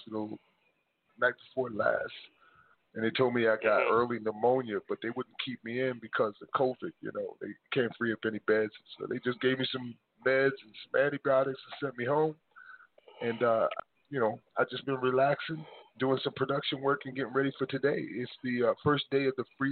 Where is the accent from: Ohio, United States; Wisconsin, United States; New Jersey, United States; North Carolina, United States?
New Jersey, United States; now in South Carolina, United States; it's my home state and my hometown